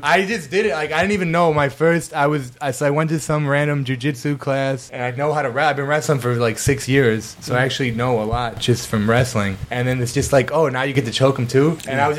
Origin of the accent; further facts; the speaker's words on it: Rochester, New York, United States; I'm from Rochester, like upstate, like Section 5.